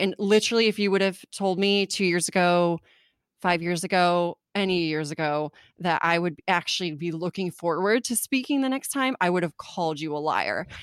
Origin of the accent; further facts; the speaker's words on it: California, United States; also born or lived in Germany; I grew up in California